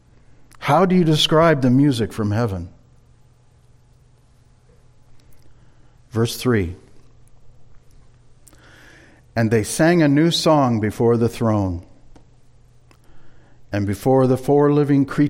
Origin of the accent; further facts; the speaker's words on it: Marshalltown, Iowa, United States; moved away as an adult; also born or lived in California; When Linda and I moved back to the Midwest from California during the winter of 91-92, for a time we stayed in an apartment in Marshalltown, our hometown